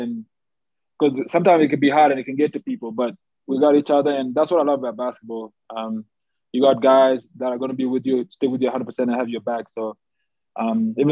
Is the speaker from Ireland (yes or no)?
no; Australia; moved away as an adult; growing up in Australia, high school, like playing basketball